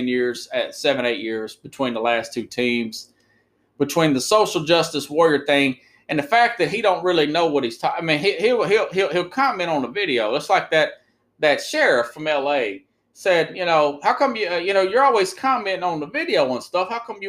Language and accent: English; United States